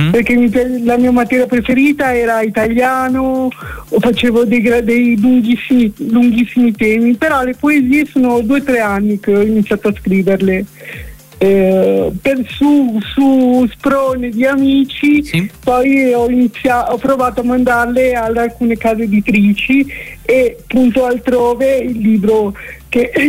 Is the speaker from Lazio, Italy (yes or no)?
no; Milan, Lombardy, Italy; also born or lived in Savona / Genoa; sono di Milano, ma sono sempre, sono un po' zingara, ho sempre vissuto mm, tra Savona, Genova, Genova, Savona.